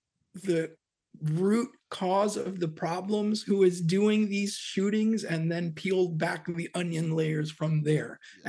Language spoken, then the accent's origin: English; Hoboken, New Jersey, United States; also born or lived in West Coast; And I'm actually a Jersey boy myself. I was born in Hoboken, New Jersey.